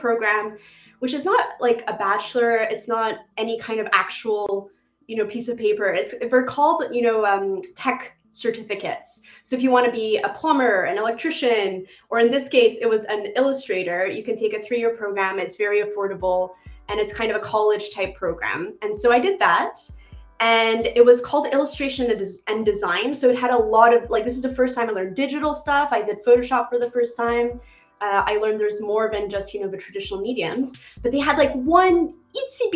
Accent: Montreal, Quebec, Canada; I grew up in Montreal, Canada

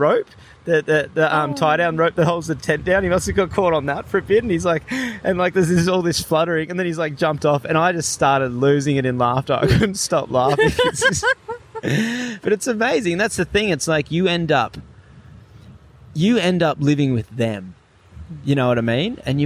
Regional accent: Gold Coast, Queensland, Australia; now in Crescent Head, Australia; I'm from the Gold Coast.

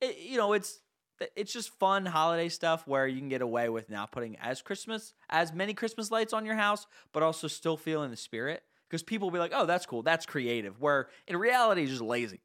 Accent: New Jersey, United States; I'm from New Jersey, I mean, we're from New Jersey, we're in the Northeast

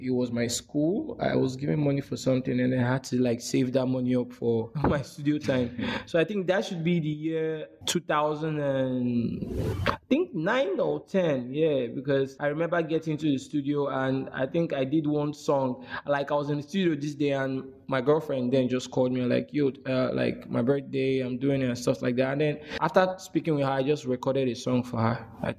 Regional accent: Benin City, Edo, Nigeria; also born or lived in Abia State; I was born and brought up in Benin City, Edo State. Though I'm from the eastern part of Nigeria. Abia State, to be precise.

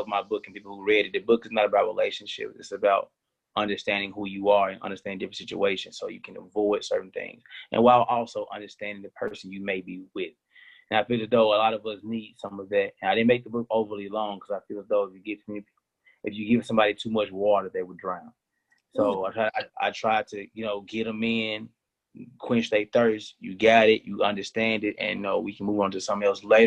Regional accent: Memphis, Tennessee, United States; I'm from the hood and I'm from Memphis, Tennessee

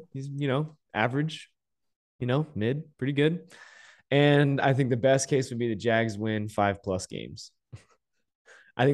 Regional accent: Las Vegas, Nevada, United States; because I am from Las Vegas, as we all are.

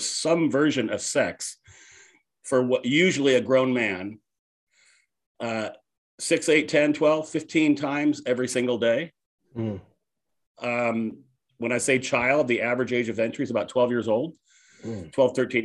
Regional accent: San Jose, California, United States; I was raised up in Northern California in the Bay Area in San Jose.

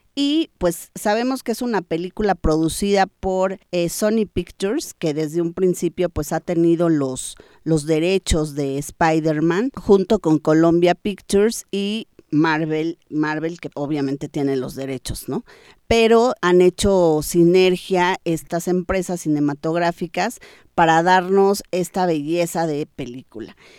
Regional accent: Mexico

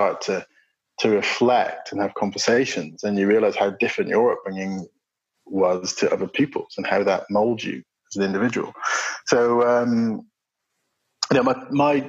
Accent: Bristol, South West England, United Kingdom; I was born in Bristol, so I'm sort of southwest based climber

